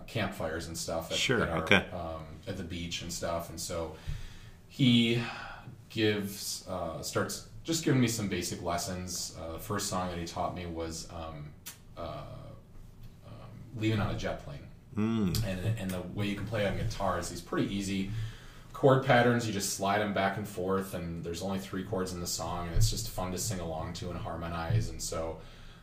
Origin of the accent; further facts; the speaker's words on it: Grand Rapids, Michigan, United States; I was born and raised here in Grand Rapids, Michigan